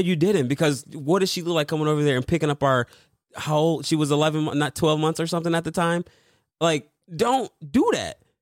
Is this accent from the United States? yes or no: yes; Michigan, United States; moved away; I'm originally from Michigan